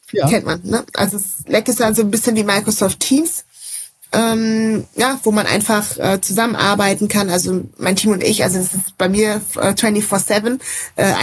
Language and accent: German; Rhineland, Germany; Ich komme ja auch aus dem Rheinland.